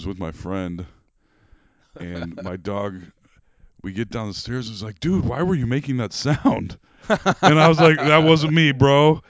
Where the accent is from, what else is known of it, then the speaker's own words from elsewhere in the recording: Des Moines, Iowa, United States; Growing up in Central Iowa, I was always under the impression, living in Des Moines